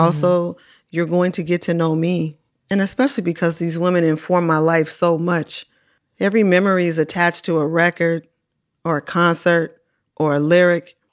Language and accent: English; Oakland, California, United States; I come from Oakland